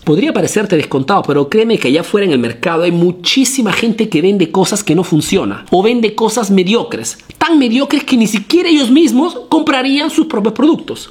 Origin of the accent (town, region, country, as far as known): Peru; now in Italy